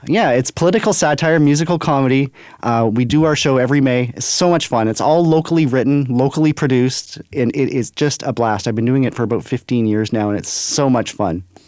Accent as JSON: {"language": "English", "town": "Brandon", "region": "Manitoba", "country": "Canada", "tie": "born or raised there", "moved": "as an adult", "lives_now": "Winnipeg, Canada", "said": "I am born and raised in Brandon, Manitoba"}